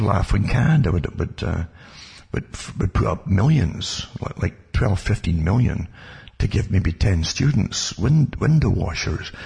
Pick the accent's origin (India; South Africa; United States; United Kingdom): United Kingdom; moved away; I was brought up in austerity in Britain